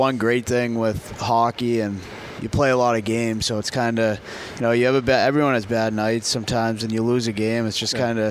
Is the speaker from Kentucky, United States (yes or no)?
no; Boston, Massachusetts, United States; accent: Boston; now in Huntsville, United States; my Boston accent's a little too strong